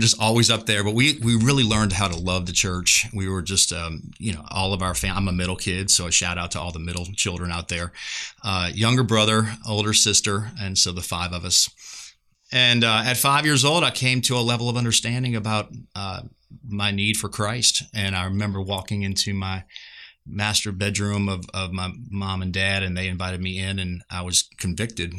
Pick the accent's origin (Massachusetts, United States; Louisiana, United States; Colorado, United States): Louisiana, United States; just outside of New Orleans; moved away as an adult; now in Seguin, United States; I'm just outside of New Orleans, and so I am kind of a part of the Caj-, Cajun mafia